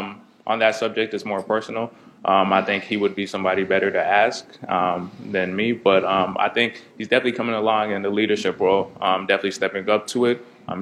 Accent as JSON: {"language": "English", "country": "Canada", "moved": "yes", "lives_now": "United States", "said": "Being Canadian"}